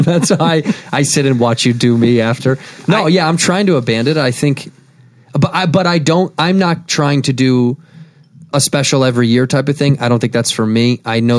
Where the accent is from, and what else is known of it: Chicago, Illinois, United States